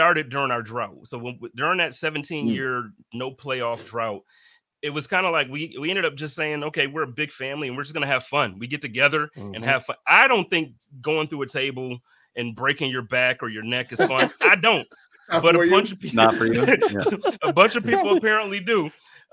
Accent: Buffalo, New York, United States; now in Phoenix, United States; I'm from Buffalo, born and raised there

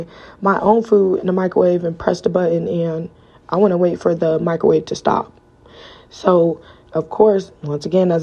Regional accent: Cleveland, Ohio, United States; now in Las Vegas, United States; I'm from Cleveland, Ohio, so I live in Las Vegas, Nevada.

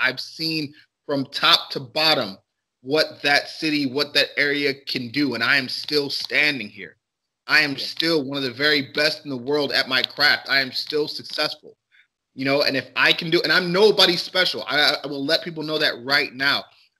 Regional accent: Cleveland, Ohio, United States; We have a saying in Cleveland, especially on the east side

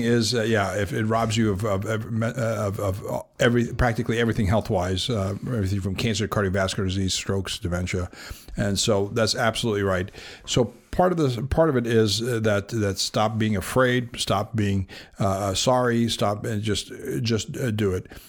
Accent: Los Angeles, California, United States; when we were growing up in South Los Angeles

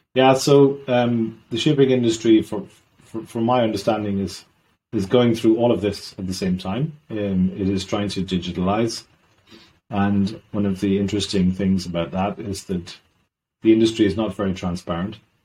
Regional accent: Ireland; also born or lived in south of Sweden; now in Sweden; I'm Irish originally.

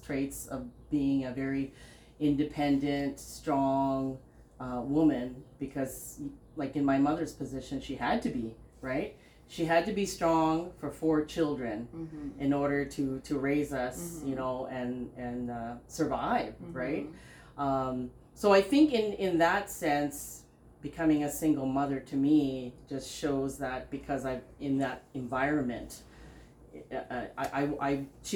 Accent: Pine Point, Northwest Territories, Canada; also born or lived in Philippines; We moved to the Northwest Territories from the hot Philippines to the winter

